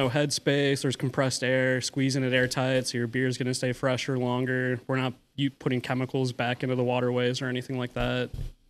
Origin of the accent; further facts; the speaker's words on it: Iowa City, Iowa, United States; moved away as an adult; also born or lived in North Charleston, South Carolina; now in Charleston, United States; I've lived here for 10 years, but I'm from Iowa originally.